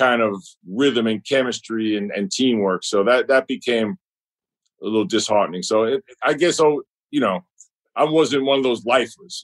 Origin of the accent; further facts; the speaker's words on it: New York City, New York, United States; moved away as an adult; growing up in Brooklyn and New York